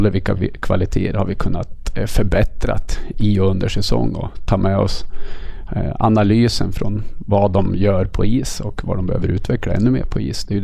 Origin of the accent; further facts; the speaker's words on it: Riddarhyttan, Västmanland, Sweden; Jag kommer från Riddarhyttan, en liten ort i norra Västmanland på gränsen till Dalarna. Många tror jag att det är från Dalarna på grund av mitt, mitt eh, min dialekt.